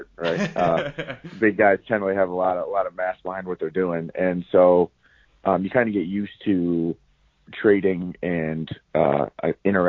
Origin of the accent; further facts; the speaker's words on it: Toledo, Ohio, United States; moved away as an adult; I'm originally from Toledo, so about 2 hours to the west